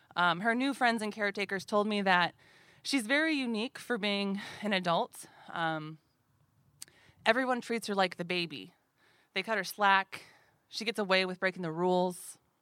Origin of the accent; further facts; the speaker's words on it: Anchorage, Alaska, United States; growing up in Anchorage in the eighties and nineties